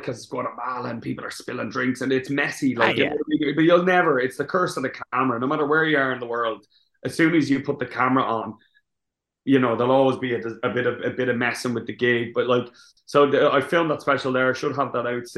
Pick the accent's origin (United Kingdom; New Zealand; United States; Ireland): Ireland; I'm Irish